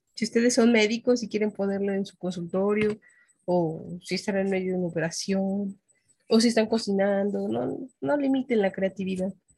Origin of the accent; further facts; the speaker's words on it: Mexico City, Mexico; yo nací en el Distrito Federal